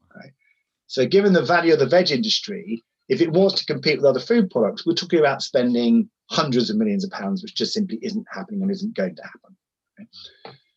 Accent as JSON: {"language": "English", "area": "Sussex", "region": "South East England", "country": "United Kingdom", "tie": "born or raised there", "said": "I grew up in the Sussex countryside"}